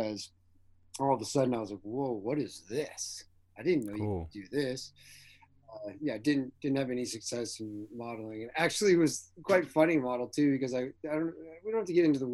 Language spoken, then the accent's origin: English; just outside of Seattle, Washington, United States; also born or lived in Eugene, Oregon; I was born in Eugene, Oregon. My parents were both University of Oregon Ducks, but I was raised just outside of Seattle